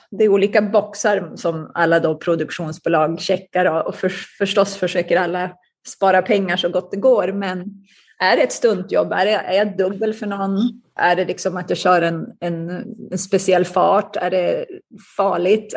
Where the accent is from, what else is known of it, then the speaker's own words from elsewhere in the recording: Umeå, Västerbotten County, Sweden; moved away as an adult; now in United States; Jag växte upp i Umeå i Västerbotten